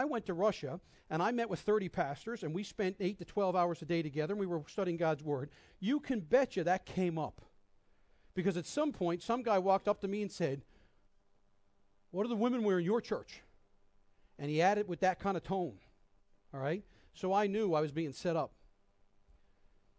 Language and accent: English; Newfoundland and Labrador, Canada; also born or lived in Minneapolis; I grew up here in Newfoundland, had never been outside much of this city. And at 17, moved to Minneapolis